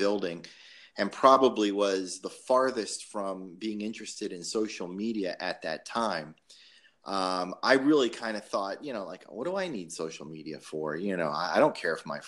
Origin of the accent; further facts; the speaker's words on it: just outside of Davie, Florida, United States; I grew up just outside of Davie